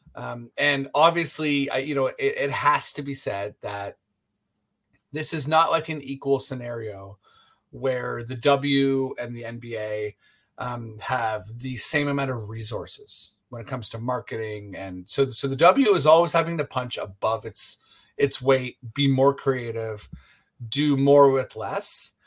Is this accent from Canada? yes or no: yes; Canada; now in Toronto, Canada; we're Canadian